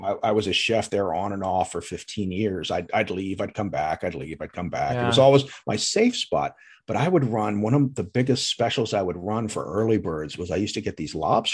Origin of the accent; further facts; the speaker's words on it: Pomona, New Jersey, United States; also born or lived in Texas / Florida; I grew up not far from here. We moved from Texas when I was six, and I lived in Pomona, which is about maybe 12 miles west of here